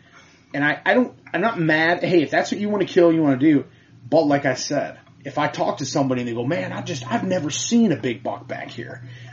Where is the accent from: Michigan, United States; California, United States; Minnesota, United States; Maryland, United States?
Michigan, United States